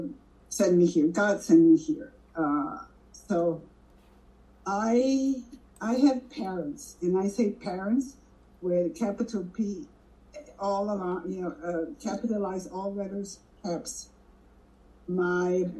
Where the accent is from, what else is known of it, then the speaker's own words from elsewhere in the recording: Mexico City, Mexico; moved away as an adult; also born or lived in Washington, D.C.; now in United States; We lived in Mexico City and I would spend summers in the States